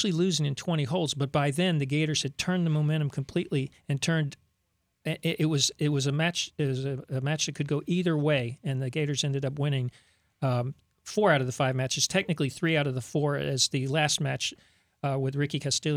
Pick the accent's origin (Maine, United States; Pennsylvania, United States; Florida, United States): Florida, United States; South; moved away as an adult; now in Central Florida, United States; I'm from South Florida